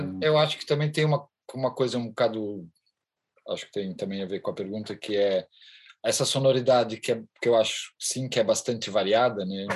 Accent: Charneca da Caparica, Setúbal, Portugal; sou da Charneca da Caparica, exatamente isso aqui é a garagem da minha casa

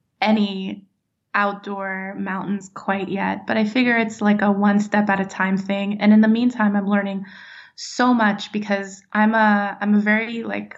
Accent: California, United States; also born or lived in Nashville, Tennessee; now in Florida, United States; I grew up in California and lived in Nashville for a long time

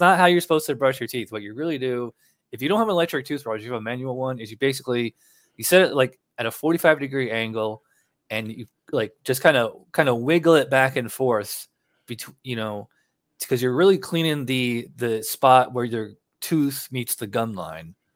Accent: upstate New York, United States; now in Florida, United States; I'm from upstate

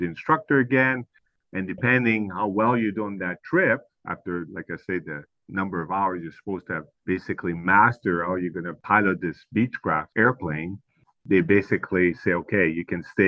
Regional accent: Montreal, Quebec, Canada; first language French; English is a second language; as you can probably tell from my accent, I'm from Quebec, Montreal specifically

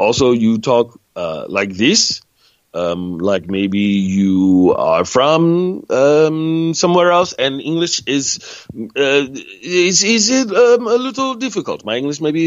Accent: United States; I'm an American, and we don't place a premium on knowing other languages

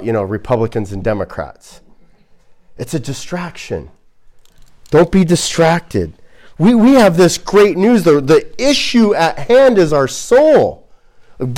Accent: United States; as an American

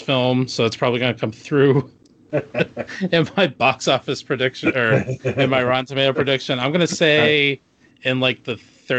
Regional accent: United States; as an American we need to make a stand.

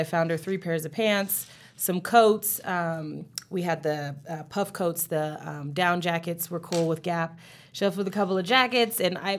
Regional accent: California, United States; moved away as an adult; now in Colorado, United States; Yeah, I was fresh from California, which is where I'm from. 20-year-old, know-it-all.

